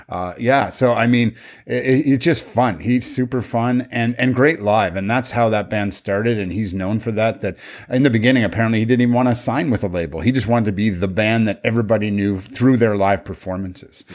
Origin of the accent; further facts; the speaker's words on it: Canada; we're all Canadian